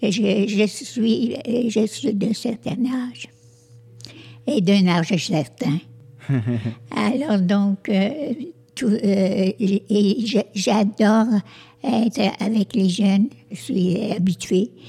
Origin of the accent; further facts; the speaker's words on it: Montreal region, Quebec, Canada; also born or lived in Sherbrooke; je suis née à Sherbrooke mais euh, nous, avons euh, tout vécu euh, dans, la région de, Montréal.